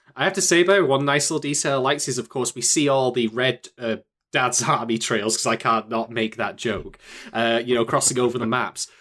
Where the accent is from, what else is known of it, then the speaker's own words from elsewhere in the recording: United Kingdom; I'm the Brit